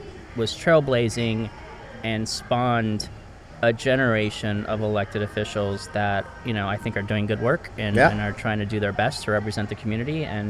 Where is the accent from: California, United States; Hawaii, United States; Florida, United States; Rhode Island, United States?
California, United States; Los Angeles; I was raised on Brand Boulevard, which is right next to San Fernando Mission.